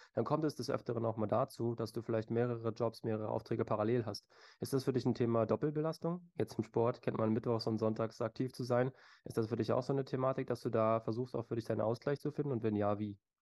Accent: Berlin, Germany; aus meiner Heimatstadt äh, Berlin.

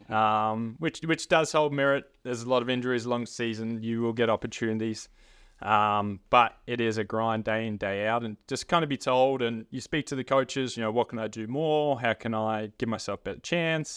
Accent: Frankston, Victoria, Australia; growing up around the Franks and area, playing in, for the Franks and Blues growing up

